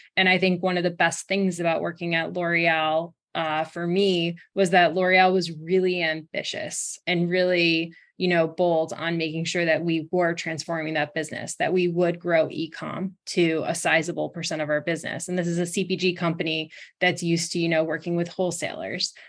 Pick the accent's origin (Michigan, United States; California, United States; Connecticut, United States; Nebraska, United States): Connecticut, United States; Brookfield; I grew up in Brookfield, Connecticut, which is a small town outside of Danbury